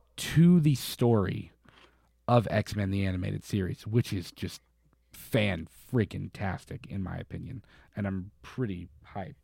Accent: Florida, United States; now in Kentucky, United States; I grew up in Florida where, like, we were in hurricanes

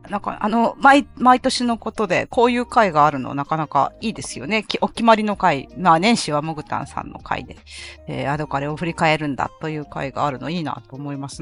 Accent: Fukuoka, Japan; 私も福岡ですから

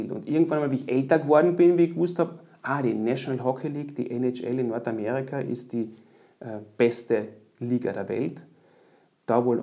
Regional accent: Austria; als Österreicher nach Deutschland gehen und ich war dann doch noch, äh, so richtig erwachsen war ich eigentlich noch gar nicht. Und das war auch die Zeit, wo es nicht so üblich war, als Österreicher im Ausland äh, einen Job zu kriegen als Eishockeyspieler.

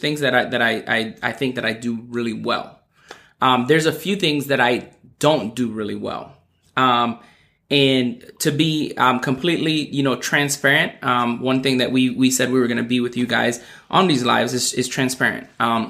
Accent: U.S. Virgin Islands; being born and raised in the Virgin Islands where, you know, like, they speak English, but it's the dialect is not grammatically correct.

